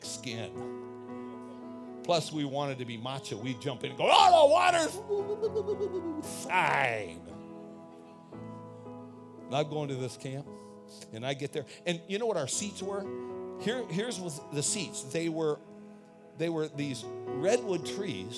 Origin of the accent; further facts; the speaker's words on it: California, United States; I'm out from California. This was the 60s and 70s.